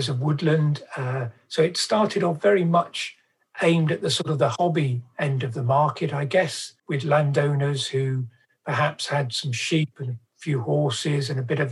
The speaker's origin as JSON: {"language": "English", "area": "Cornwall", "region": "South West England", "country": "United Kingdom", "tie": "born or raised there", "said": "as a child growing up in Cornwall"}